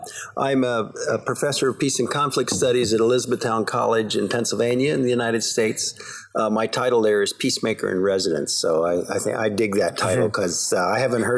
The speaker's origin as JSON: {"language": "English", "country": "Canada", "tie": "born there", "said": "I'm a U.S. citizen. I was born in Canada"}